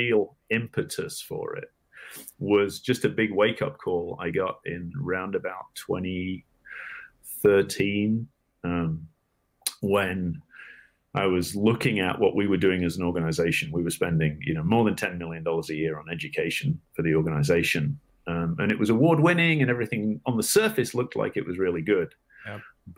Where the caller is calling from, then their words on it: Los Angeles, California, United States; I am in Los Angeles, California today.